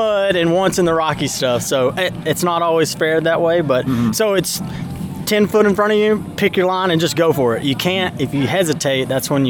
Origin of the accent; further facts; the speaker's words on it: East Tennessee, United States; I grew up in East Tennessee mountains